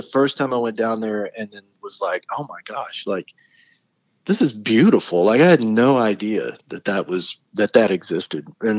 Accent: Texas, United States; when I was growing up in Texas, I was in a bluegrass band all through high school

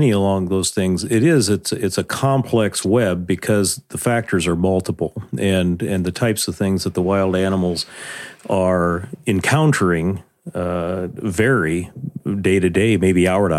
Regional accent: Nebraska, United States; I'm again born and raised in Nebraska

